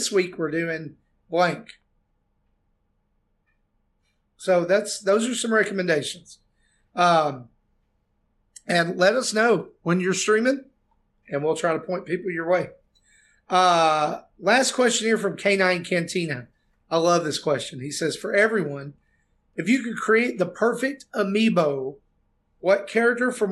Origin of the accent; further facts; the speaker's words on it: the South, United States; I'm from the South.